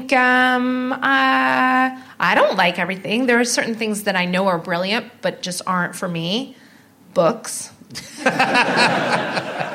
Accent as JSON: {"language": "English", "country": "Canada", "moved": "yes", "lives_now": "United Kingdom", "said": "I'm Canadian"}